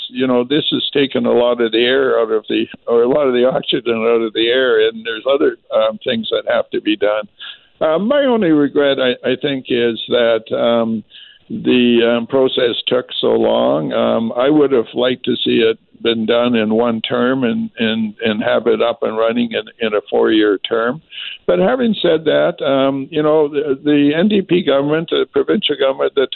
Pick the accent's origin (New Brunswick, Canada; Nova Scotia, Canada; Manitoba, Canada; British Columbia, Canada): British Columbia, Canada; Vancouver; when I was born in Vancouver